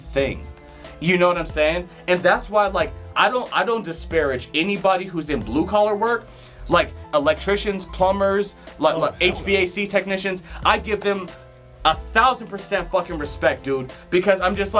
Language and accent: English; Colorado, United States; also born or lived in Detroit, Michigan; I was there until I was like 5 or 6, and then I came here